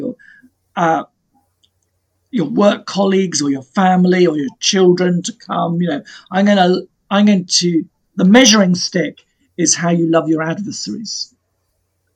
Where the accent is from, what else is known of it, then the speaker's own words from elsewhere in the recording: Plymouth, South West England, United Kingdom; now in Salcombe, United Kingdom; I've largely kind of grown up sort of around Plymouth and this area.